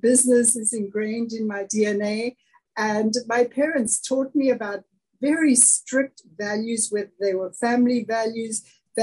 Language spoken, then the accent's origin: English; East London, Eastern Cape, South Africa; now in United States; So I was born and raised in the Eastern Cape of South Africa, a city called East London.